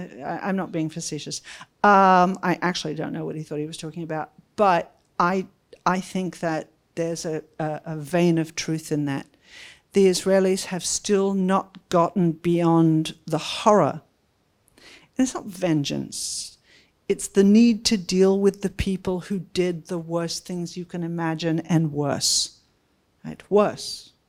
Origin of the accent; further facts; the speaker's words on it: United States; I'm partly Australian, so I have this antipathy towards New Zealand that I got from my parents, and then I'm American